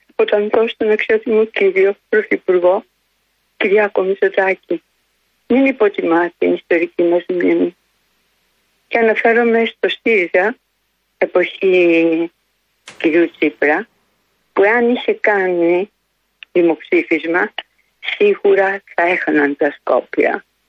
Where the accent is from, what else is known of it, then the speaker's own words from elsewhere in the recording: Greece; Ντρέπομαι σαν Ελληνίδα